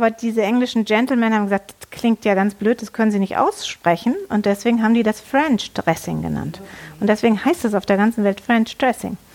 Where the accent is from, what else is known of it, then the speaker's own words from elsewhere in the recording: Netherlands; ja, ich bin ja aus Holland. Wir essen immer Sauce Hollandaise.